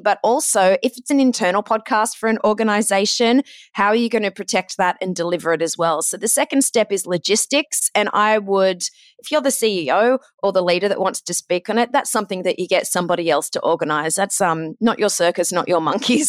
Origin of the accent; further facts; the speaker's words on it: Australia; accent: Aussie; moved away as an adult; also born or lived in Ohio, United States / Los Angeles, United States / London, United Kingdom; I'm Australian